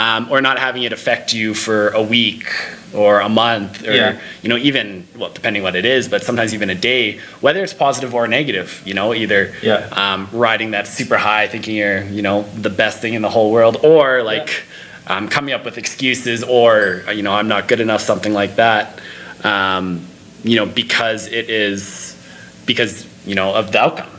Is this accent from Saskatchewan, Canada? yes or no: no; Winnipeg, Manitoba, Canada; moved away as an adult; also born or lived in Tofino / Vancouver; I'm originally from Winnipeg, Manitoba